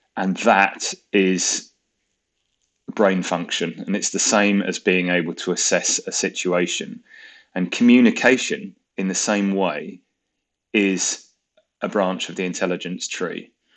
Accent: Croydon, London, United Kingdom; moved away; also born or lived in Bristol; I grew up in Croydon

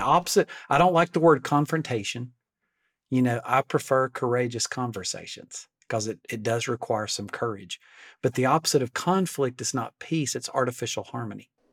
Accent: Alabama, United States; I'm from Alabama. We're 48th on every national list

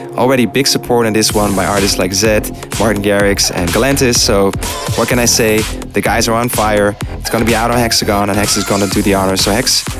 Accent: Amsterdam, North Holland, Netherlands; my hometown Amsterdam

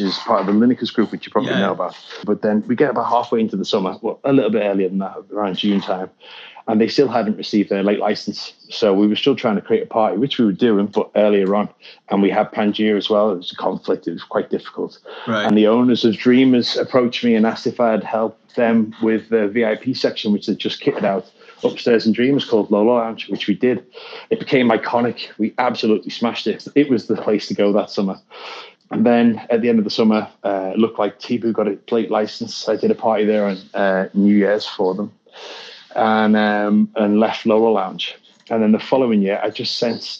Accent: the Wirral, North West England, United Kingdom; moved away; I'm from the Wirral in the UK.

